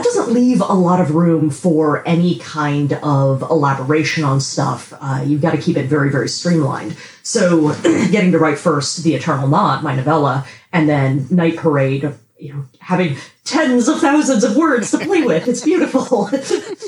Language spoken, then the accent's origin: English; United States; I am an English language writer, American.